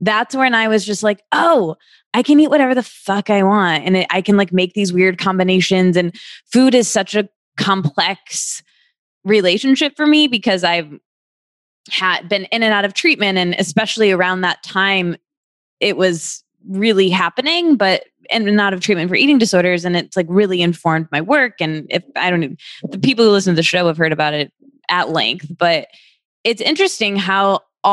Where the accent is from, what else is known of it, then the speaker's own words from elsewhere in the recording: Michigan, United States; I'm from the Midwest. And where in the Midwest? I'm from Michigan.